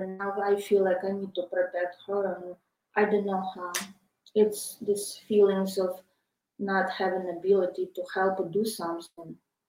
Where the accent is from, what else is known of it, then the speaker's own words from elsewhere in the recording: Kryvyi Rih, Dnipropetrovsk Oblast, Ukraine; moved away as an adult; now in United States; I was born in Kryvyi Rog.